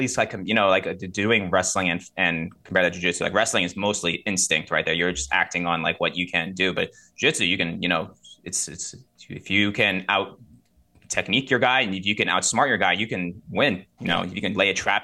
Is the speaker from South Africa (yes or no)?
no; Rockland County, New York, United States; I'm originally from, I don't know if you guys are familiar with Rockland County. It's a little bit upstate, the eight four five Lower Hudson Valley. Uh, grew up there